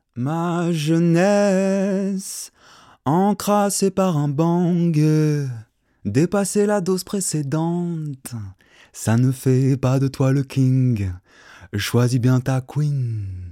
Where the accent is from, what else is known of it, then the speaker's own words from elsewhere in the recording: Auderghem, Brussels-Capital Region, Belgium; Je suis bruxellois, j'ai 25 ans depuis un mois. Je suis né là, au bout de la rue Neuve, et puis j'ai grandi à Odergem